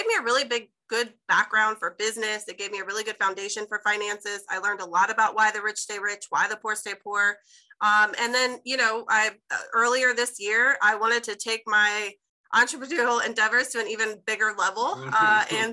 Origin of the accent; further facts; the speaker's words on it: Chicago, Illinois, United States; now in Jacksonville, United States; I'm actually originally from Chicago. I ended up in Jacksonville, Florida, went to college here